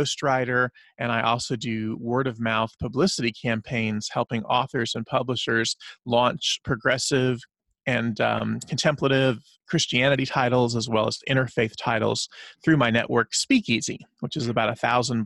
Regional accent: the South, United States; I grew up in the South, in the Bible Belt, in the mostly the 80s and the 90s

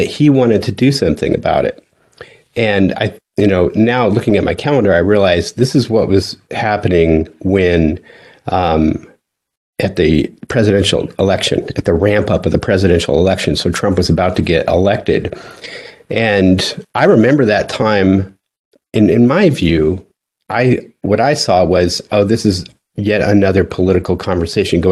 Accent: Delta, Colorado, United States; moved away as an adult; I grew up in Western Colorado

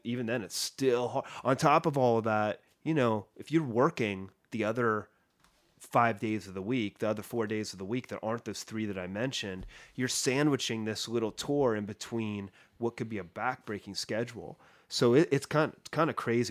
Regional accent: Columbus, Ohio, United States; moved away; My hometown, Columbus, Ohio

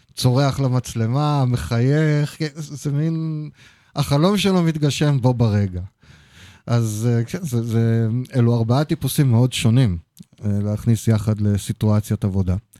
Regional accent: Haifa, Haifa District, Israel; אני חיפאי

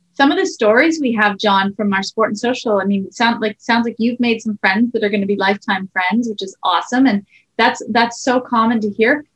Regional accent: Sudbury, Ontario, Canada; we grew up in Sudbury

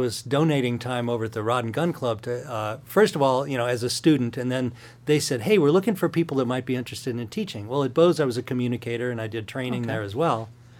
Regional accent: Midwest, United States; I grew up in the Midwest, enjoyed that, moved out to go to music school

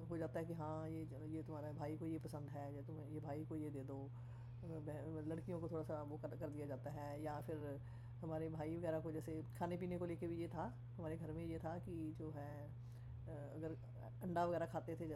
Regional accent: Punjab, India; मुझे तो बचपन से ही मतलब बहुत बुरी लगती थी कि जैसे लोहड़ी सेरामनी होती है जैसे हम पंजाबी हैं

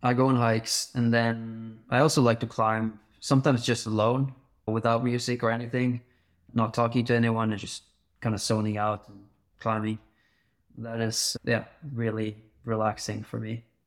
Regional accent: Bergen, Vestland, Norway; I grew up in Bergen in Norway

